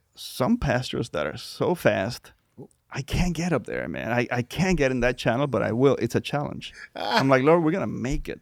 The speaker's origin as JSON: {"language": "English", "country": "Puerto Rico", "tie": "born or raised there", "second_language": "English", "moved": "as an adult", "lives_now": "United States", "said": "I was born and raised in Puerto Rico"}